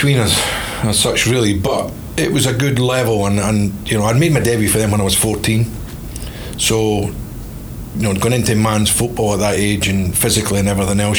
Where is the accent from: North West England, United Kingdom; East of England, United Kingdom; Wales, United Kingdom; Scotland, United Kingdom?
Scotland, United Kingdom; Fort William; moved away; also born or lived in Bolton / Cincinnati; that was my hometown club. That's where I was brought up.